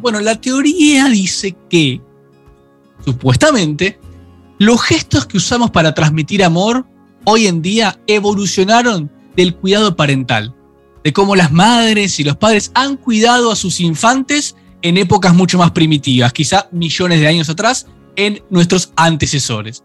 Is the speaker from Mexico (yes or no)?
no; Argentina